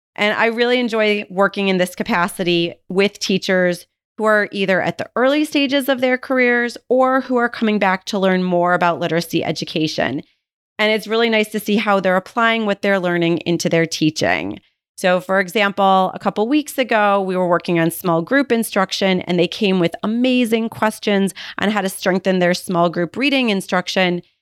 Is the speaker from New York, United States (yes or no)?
yes; Buffalo, New York, United States; moved away; I was actually born and raised in Buffalo, New York